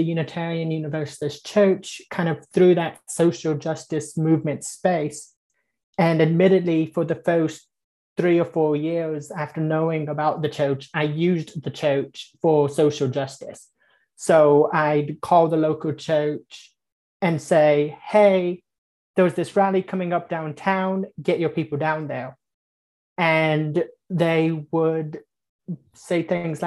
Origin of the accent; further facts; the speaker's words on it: East Tennessee, United States; I grew up Presbyterian in East Tennessee